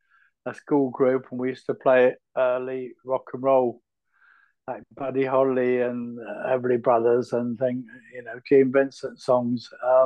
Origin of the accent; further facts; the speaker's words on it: Teddington, London, United Kingdom; also born or lived in Liverpool; And my mother and I moved down, you know, to be with him. So I grew up in Teddington.